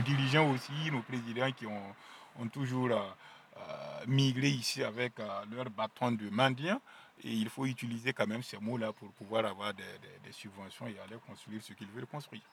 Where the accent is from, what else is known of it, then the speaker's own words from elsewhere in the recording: Burkina Faso; French is a second language; moved away; je suis né au Burkina Faso, précisément à Lumbila, dans un petit village qui s'appelle Pendici